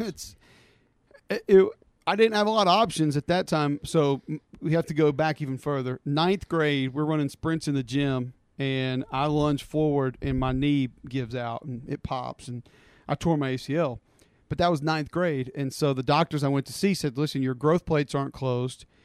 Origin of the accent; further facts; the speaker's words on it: Homewood, Alabama, United States; I'm originally from Homewood. I grew up here, went to Homewood High School